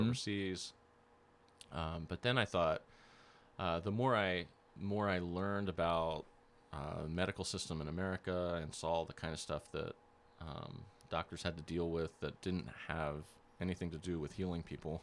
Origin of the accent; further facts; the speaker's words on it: Lancaster, Pennsylvania, United States; moved away as an adult; also born or lived in Turkana, Kenya; I grew up in Lancaster, Pennsylvania